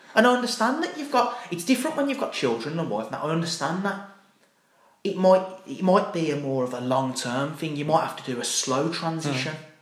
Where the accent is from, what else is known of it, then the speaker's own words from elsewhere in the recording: Birmingham, West Midlands, United Kingdom; I'm a proud Brummie